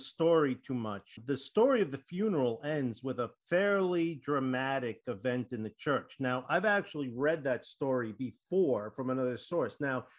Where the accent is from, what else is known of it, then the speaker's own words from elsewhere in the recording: Habersham County, Georgia, United States; I'm from Habersham County.